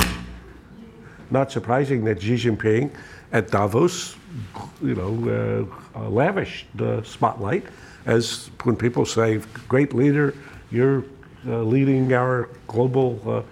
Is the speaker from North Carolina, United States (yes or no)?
yes; North Carolina, United States; I'm a red-blooded, even red-necked American, so I come from North Carolina